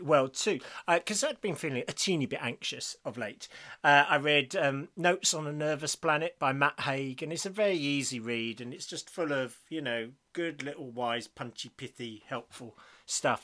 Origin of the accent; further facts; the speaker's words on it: United Kingdom; we're British